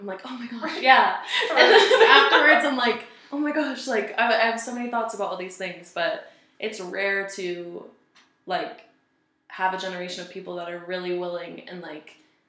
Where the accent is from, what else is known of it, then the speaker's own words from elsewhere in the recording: Seattle, Washington, United States; moved away as an adult; also born or lived in Colorado Springs, Colorado; I'm from Seattle area. So, I was born in Seattle, Washington, and I lived there until I was 21, until I moved to Colorado Springs